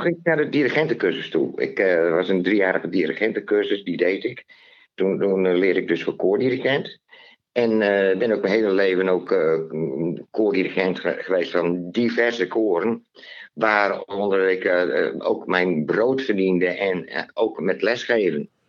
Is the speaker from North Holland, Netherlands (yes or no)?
no; Leeuwarden, Friesland, Netherlands; ik ben geboren in Leeuwarden uit een Terschellingersvader